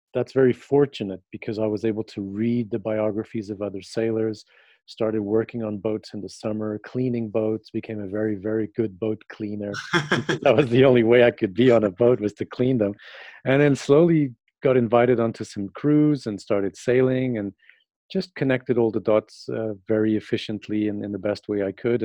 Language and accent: English; Portugal; moved away; as a typical kid growing up in Portugal, we would go to the beach all summer long